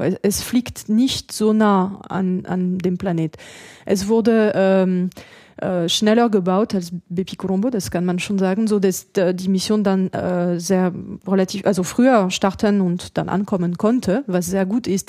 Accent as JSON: {"language": "German", "country": "France", "also_born_or_lived": "Germany", "accent": "French", "second_language": "German", "moved": "as an adult", "lives_now": "Darmstadt, Germany", "said": "Ich bin ja Französin, man hört"}